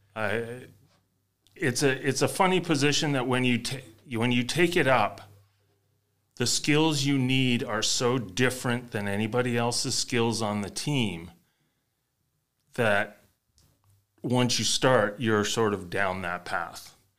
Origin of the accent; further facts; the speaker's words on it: Canada; being a Canadian playing ice hockey